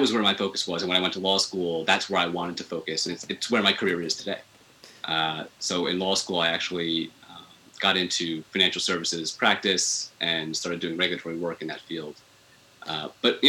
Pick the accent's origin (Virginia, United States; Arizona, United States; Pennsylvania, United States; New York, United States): New York, United States; Long Island; I grew up on Long Island. So I'm a Long Island boy. I was there, you know, for my whole adolescence up until I turned 18, went to college